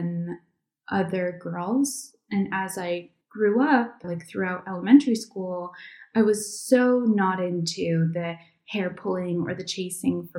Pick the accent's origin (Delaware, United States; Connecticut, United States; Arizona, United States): Connecticut, United States; moved away as an adult; also born or lived in New York City; now in Iceland; Although I was born in New York City and I lived there for years before moving to Iceland 2 years ago, I grew up mostly just over the New York border in Connecticut